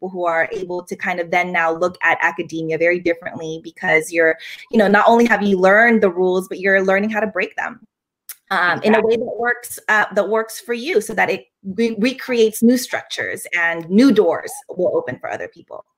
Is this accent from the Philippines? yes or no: yes; Philippines; now in France; I live in France, and as a Filipino woman